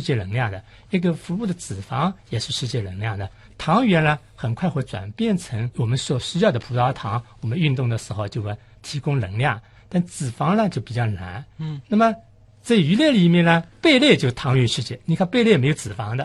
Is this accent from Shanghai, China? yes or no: yes; Shanghai, China; 我们上海人就说清嘴鱼